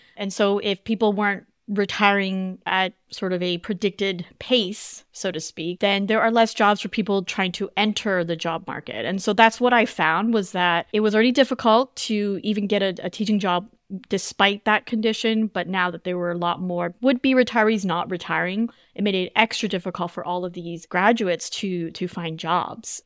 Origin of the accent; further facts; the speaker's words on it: Canada; moved away as an adult; I grew up in Canada